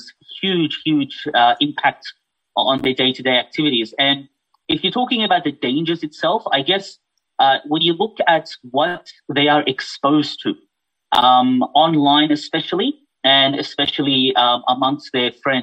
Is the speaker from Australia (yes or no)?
yes; Australia; also born or lived in Fiji / Malaysia; I was born in Fiji, but raised here in Australia